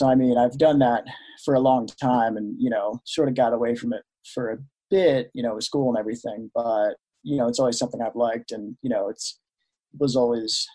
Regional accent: near Annapolis, Maryland, United States; moved away as an adult; now in Denver, United States; I grew up in Maryland, right on the coast near Annapolis

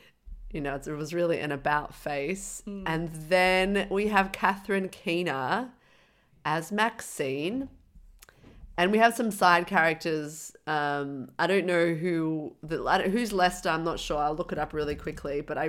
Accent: Dublin, Leinster, Ireland; Well, I'm from Dublin, so I'm not retarded.

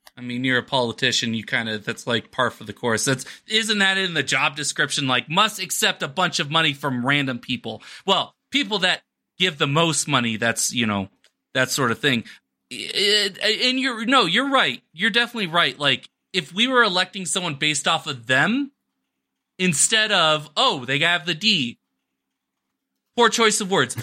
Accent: Arizona, United States; now in New Mexico, United States; my home state of Arizona

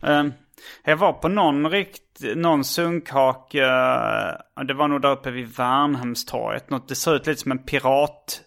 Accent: Hjärup, Skåne, Sweden; accent: Scanian; moved away; also born or lived in Stockholm; jag är från Hjärup

